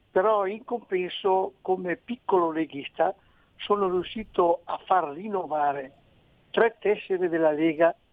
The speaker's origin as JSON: {"language": "Italian", "region": "Veneto", "country": "Italy", "said": "sono veneti come me di origine"}